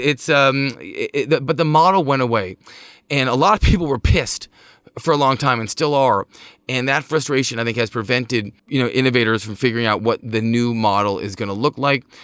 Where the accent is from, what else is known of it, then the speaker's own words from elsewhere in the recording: Montclair, New Jersey, United States; my hometown of Montclair